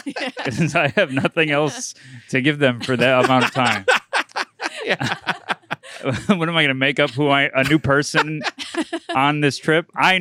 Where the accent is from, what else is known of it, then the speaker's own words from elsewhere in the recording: Syracuse, New York, United States; I'm from Syracuse, New York.